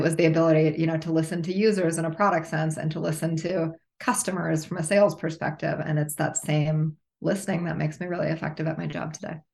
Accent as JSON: {"language": "English", "area": "Minneapolis area, Midwest", "region": "Minnesota", "country": "United States", "tie": "born or raised there", "said": "I grew up in the Midwest. I definitely have Midwest roots."}